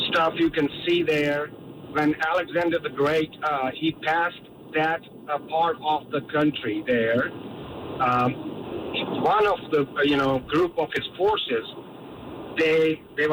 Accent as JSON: {"language": "English", "country": "Pakistan", "tie": "born or raised there", "said": "I've been born and raised in Pakistan"}